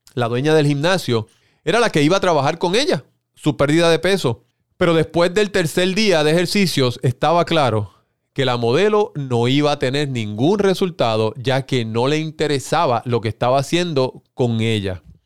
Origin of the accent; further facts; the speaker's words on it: Puerto Rico; en mi país, Puerto Rico